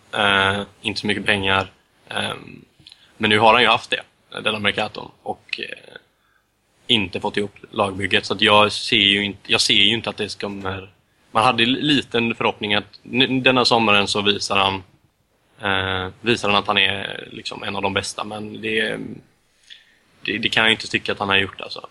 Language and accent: Swedish; Sweden; som svensk medellandsupporter